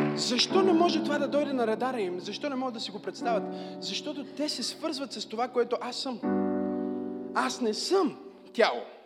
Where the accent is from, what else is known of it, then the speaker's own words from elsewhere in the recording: Bulgaria; аз съм българче.